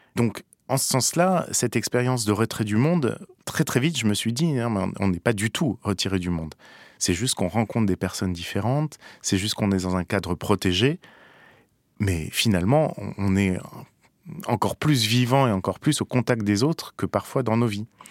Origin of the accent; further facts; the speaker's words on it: Paris, Île-de-France, France; je suis parisien